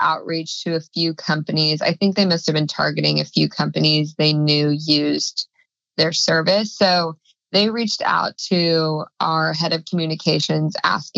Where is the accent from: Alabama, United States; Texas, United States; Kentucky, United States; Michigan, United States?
Texas, United States; moved away; it's my home state